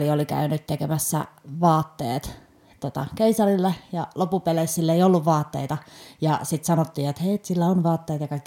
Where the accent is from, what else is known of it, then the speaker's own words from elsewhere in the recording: Vantaa, Uusimaa, Finland; mä tuun siis Vantaalta, vantaalainen, mm. syntyläinen.